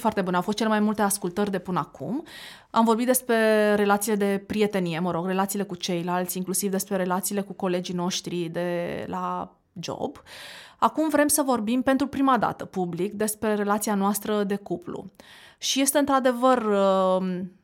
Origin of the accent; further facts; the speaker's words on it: Constanța, Constanța County, Romania; moved away as an adult; also born or lived in Bucharest; eu veneam din Constanța, după ce făcusem liceu